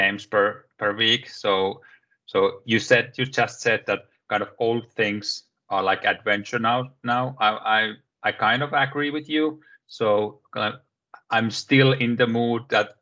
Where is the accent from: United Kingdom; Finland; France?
Finland; I'm from Finland, self-employed